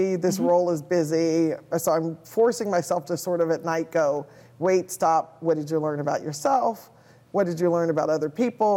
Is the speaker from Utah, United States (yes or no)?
no; Louisville, Kentucky, United States; moved away as an adult; also born or lived in Chicago, Illinois / St. Paul, Minnesota; now in Naperville, United States; I'm originally from Louisville, Kentucky, and came to the Chicagoland area when I went to Northwestern for undergraduate education